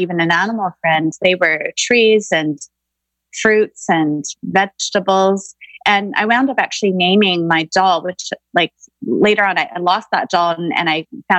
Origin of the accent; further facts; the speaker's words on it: Vancouver, British Columbia, Canada; I grew up in Greater Vancouver in the 80s